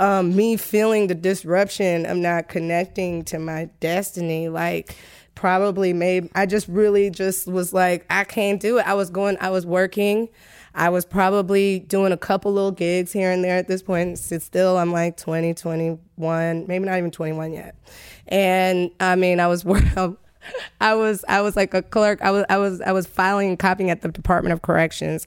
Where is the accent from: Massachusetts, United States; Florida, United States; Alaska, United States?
Florida, United States; Tallahassee; moved away as an adult; I grew up in Tallahassee, and I basically grew up on the campus